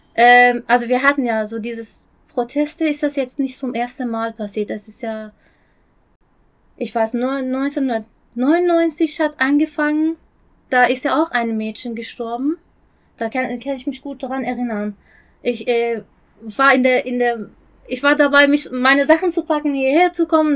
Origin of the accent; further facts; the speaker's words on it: Isfahan, Iran; German is a second language; moved away as an adult; now in Germany; ich komme aus Isfahan